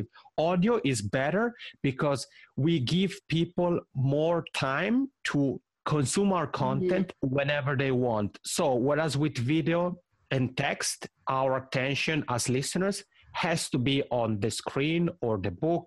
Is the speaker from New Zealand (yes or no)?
no; Italy; accent: Italian ("macaroni accent"); first language Italian; English is a second language; I'll have a couple in Italian, which is my mother tongue. That's why I have this funny macaroni accent.